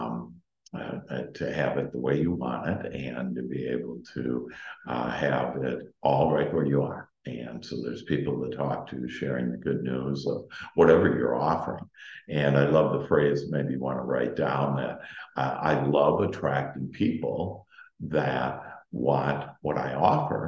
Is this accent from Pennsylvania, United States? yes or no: no; Wisconsin, United States; moved away; I'm from Wisconsin, and so I've had a plenty of snow